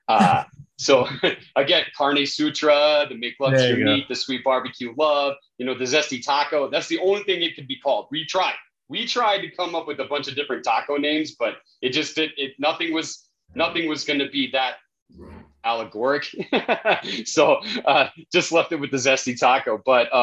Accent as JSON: {"language": "English", "region": "New Mexico", "country": "United States", "said": "I'm from New Mexico, so that's what we eat here"}